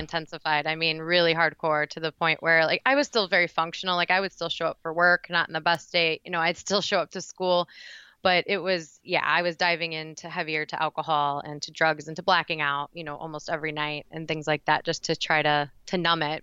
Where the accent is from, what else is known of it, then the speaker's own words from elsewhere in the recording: Indiana, United States; now in Frankfort, Illinois, United States; So I'm originally from Indiana, but I now live in Frankfort, Illinois